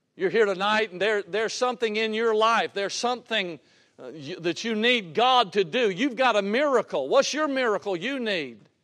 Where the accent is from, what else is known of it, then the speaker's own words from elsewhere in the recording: Georgia, United States; Cleveland, Georgia, my home state